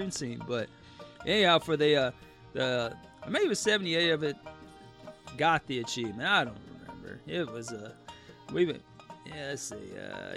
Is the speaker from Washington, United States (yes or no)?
no; North Texas, United States; It's out in North Texas. That's where I grew up. And so, growing up in North Texas